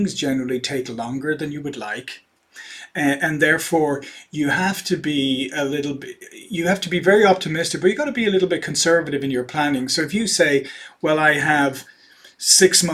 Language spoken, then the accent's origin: English; Ireland; moved away as an adult; also born or lived in Silicon Valley, United States; now in United States; I'm originally Irish